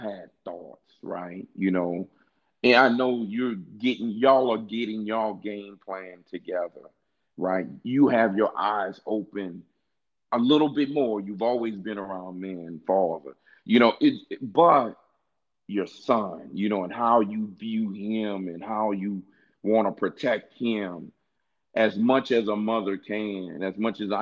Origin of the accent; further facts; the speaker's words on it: Louisiana, United States; I'm from Louisiana too